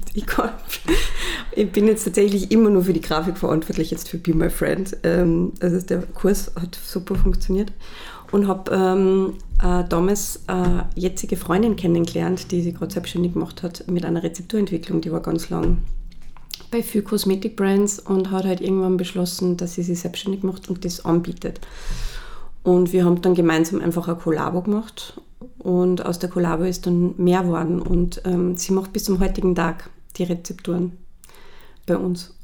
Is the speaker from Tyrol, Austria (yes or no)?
no; Salzburg, Austria; moved away as an adult; also born or lived in Los Angeles / Vienna; ich bin ähm, in Salzburg aufgewachsen